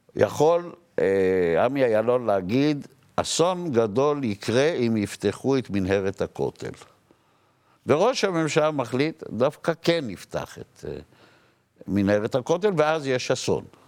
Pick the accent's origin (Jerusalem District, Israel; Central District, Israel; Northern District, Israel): Jerusalem District, Israel; Jerusalem; אני גדלתי ברחביה, אני מהשכונה של השופטים.